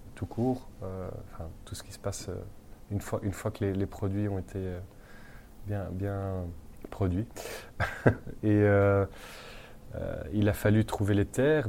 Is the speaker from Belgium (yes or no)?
yes; Brussels, Brussels-Capital Region, Belgium; also born or lived in London; chez nous à Bruxelles